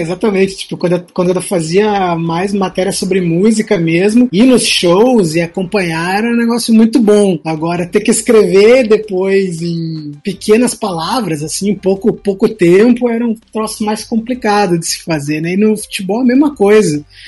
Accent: Porto Alegre, Rio Grande do Sul, Brazil; Eu sou de, de, sou de Porto Alegre

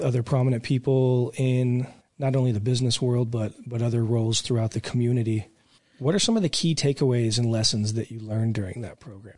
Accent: Reno, Nevada, United States; now in Oklahoma, United States; I come from Northern Nevada, Reno, um, huge casino town

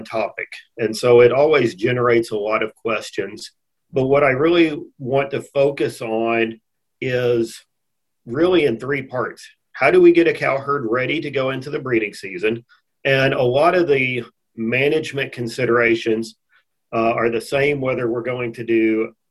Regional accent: Texas, United States; moved away as an adult; also born or lived in Missouri / Miles City, Montana / Brookings, South Dakota; I grew up here in Texas

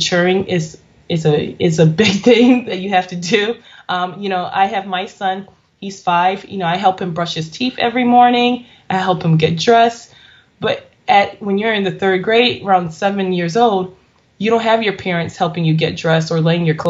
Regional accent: Chicago, Illinois, United States; I live in Chicago, Illinois. I have a few practices and a few businesses in Chicago. I was born in St. Francis Hospital, located close to north of Chicago

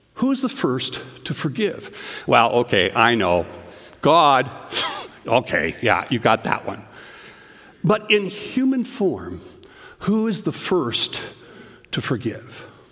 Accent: Canada; now in United States; I remember as a little boy growing up in Canada

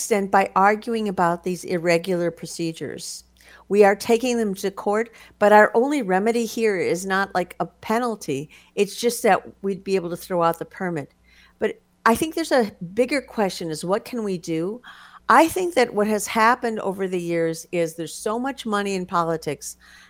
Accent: Minnesota, United States; I grew up in Minnesota

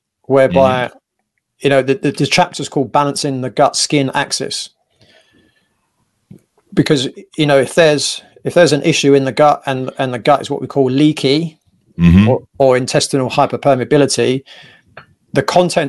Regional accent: England, United Kingdom; as most English lads are

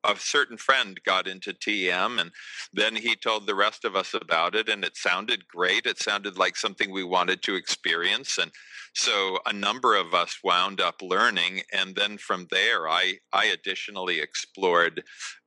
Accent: outside of Boston, Massachusetts, United States; I was raised in the States. I was raised right outside of Boston

